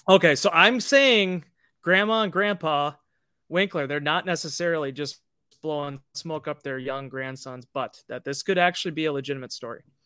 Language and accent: English; Green Bay, Wisconsin, United States; I grew up in Green Bay, Wisconsin, going to Chuck E. Cheese as a five-year-old